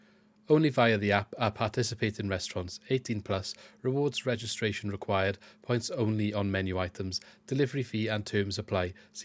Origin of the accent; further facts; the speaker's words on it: Swansea, Wales, United Kingdom; I've grown up in Swansea